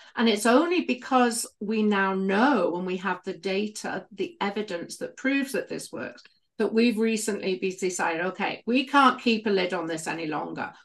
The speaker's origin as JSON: {"language": "English", "country": "United Kingdom", "accent": "British", "moved": "yes", "said": "I was a midwife for many, many years in the U K. You can probably tell from my accent."}